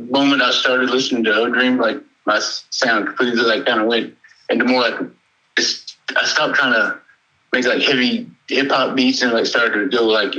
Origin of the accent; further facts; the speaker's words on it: the coast near Houston, Texas, United States; I'm from Texas all my life. Grew up on the coast down by Houston.